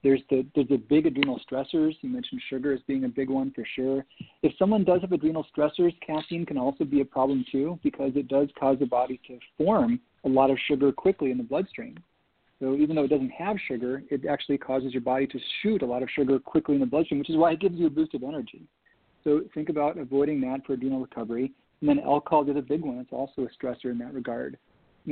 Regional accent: Minnesota, United States; growing up in Minnesota

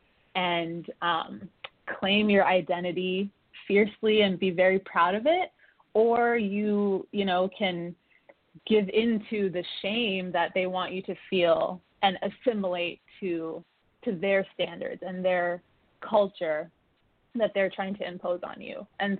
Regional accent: United States; first language Oromo; growing up in America

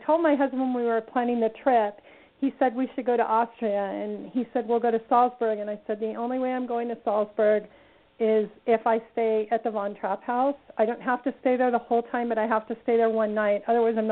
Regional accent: Redondo Beach, California, United States; I was born and raised in Southern California, so I'm a California girl, and I grew up in Redondo Beach, California

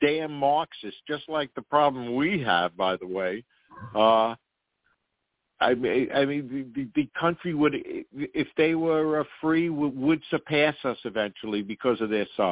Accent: New York City, New York, United States; I grew up in New York City

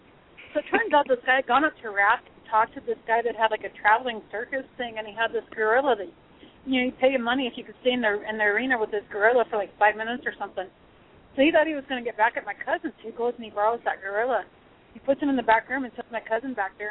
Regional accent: Pine Ridge Indian Reservation, South Dakota, United States; first language Lakota; English is a second language; now in Iowa, United States; I'm from Pine Ridge Indian Reservation, you know, and we speak the Lakota language

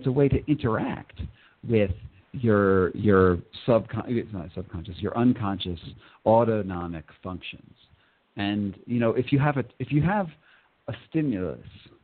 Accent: Northeast, United States; I grew up in the Northeast in America, and there's Lyme disease all over there.

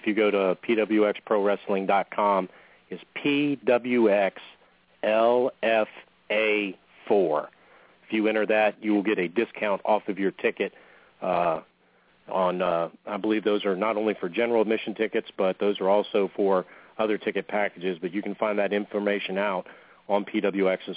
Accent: West Monroe, Louisiana, United States; here in my hometown of West Monroe, Louisiana

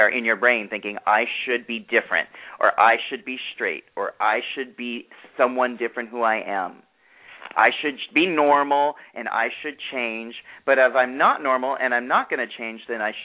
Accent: New York, United States; I'm a New Yorker

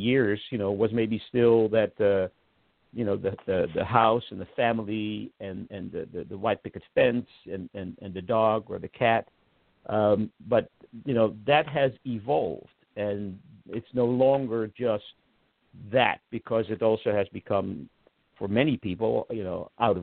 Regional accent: Netherlands; moved away as an adult; now in United States; I grew up in the Netherlands.

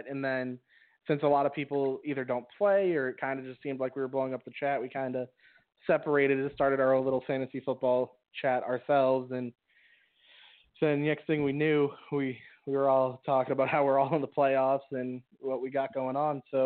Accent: Boston, Massachusetts, United States; I'm from Boston, and I just homegrown

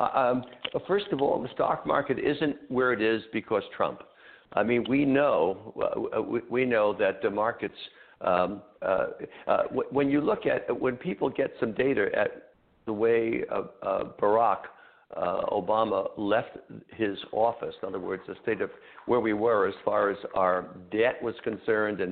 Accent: United States; we as American people

